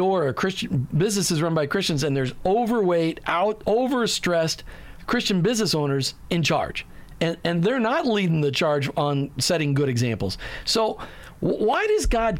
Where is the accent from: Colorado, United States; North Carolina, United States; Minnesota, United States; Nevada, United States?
Minnesota, United States; I grew up in the Midwest, so I grew up with corn in every other field.